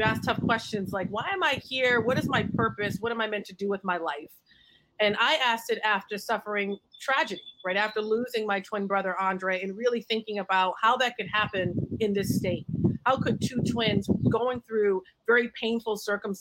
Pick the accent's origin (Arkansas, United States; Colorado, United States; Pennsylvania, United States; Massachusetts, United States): Massachusetts, United States; Boston; I grew up on Mass Ave.